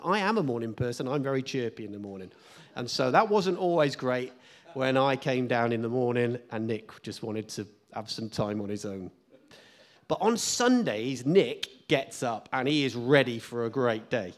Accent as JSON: {"language": "English", "country": "United Kingdom", "said": "as British people"}